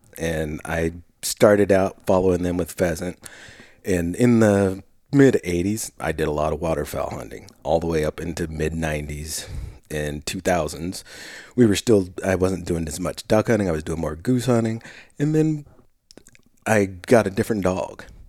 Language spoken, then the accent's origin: English; Willamette Valley, Oregon, United States; I grew up in the Willamette Valley